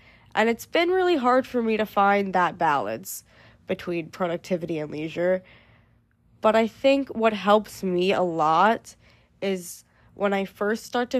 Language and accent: English; United States; I feel like I can't speak for other countries, obviously. I'm only American.